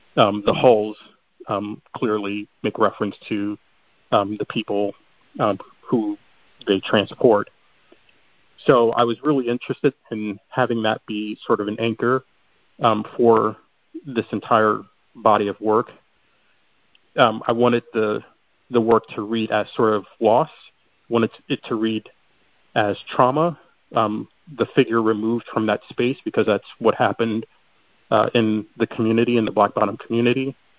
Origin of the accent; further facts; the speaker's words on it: Chicago, Illinois, United States; moved away; I'm originally from Chicago